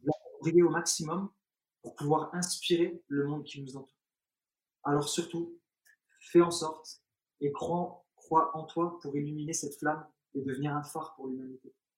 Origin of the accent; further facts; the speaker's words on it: France; also born or lived in Algeria; je suis né en Algérie, quand je suis arrivé en France, j'avais l'âge de 3 ans, euh, 2 ans et demi, 3 ans